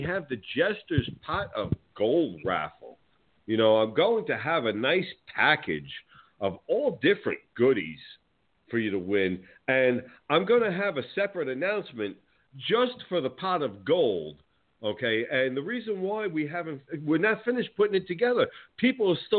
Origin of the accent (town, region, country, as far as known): New Jersey, United States